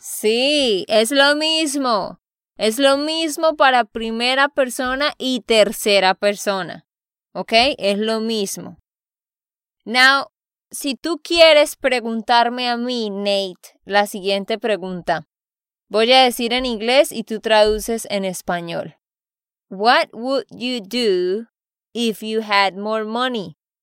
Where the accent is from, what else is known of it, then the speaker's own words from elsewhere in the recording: Santander, Colombia; de Santander, Colombia